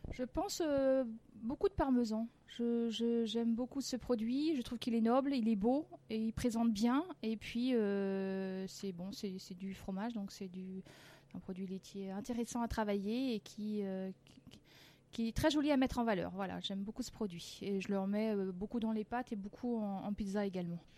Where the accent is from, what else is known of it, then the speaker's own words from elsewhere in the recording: France; je suis née, je suis née en France. Hein. C'est mon papa qui était italien et une maman euh, bretonne, mais je suis née en France